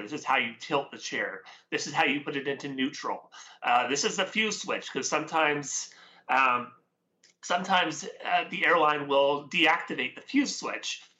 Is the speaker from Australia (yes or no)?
no; Canada; I am Canadian, so I'm, uh, from the West Coast here.